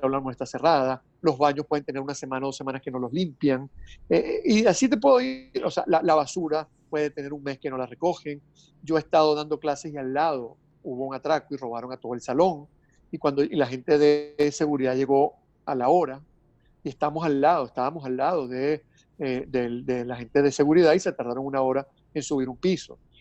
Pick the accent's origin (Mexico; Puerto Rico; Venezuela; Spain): Venezuela; estamos en Venezuela